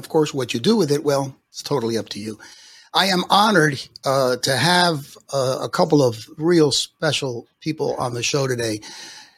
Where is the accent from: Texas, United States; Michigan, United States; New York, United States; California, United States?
New York, United States; I'm an American. I was born in New York